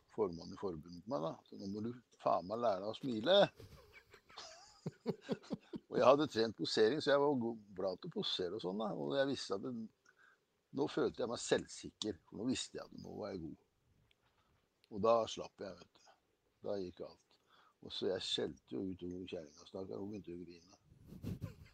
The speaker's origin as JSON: {"language": "Norwegian", "town": "Kragerø", "region": "Telemark", "country": "Norway", "tie": "born or raised there", "moved": "yes", "said": "jeg var hjemme i Kragerø. Faren min drev jo gatekjøkken."}